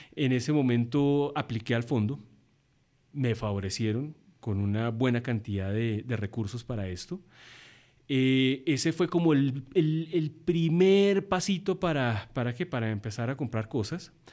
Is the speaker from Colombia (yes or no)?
yes; Colombia; also born or lived in United States / Birmingham, England; soy, un colombiano